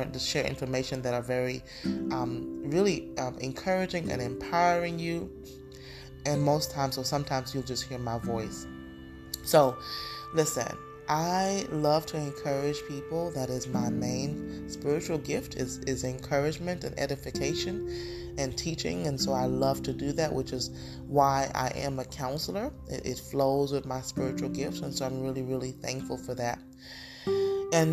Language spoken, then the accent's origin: English; St. Lucia; my hometown, St. Lucia